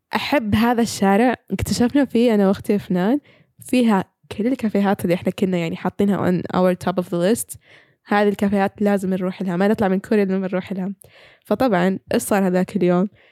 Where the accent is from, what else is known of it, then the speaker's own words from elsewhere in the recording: Saudi Arabia; عندنا في السعوديه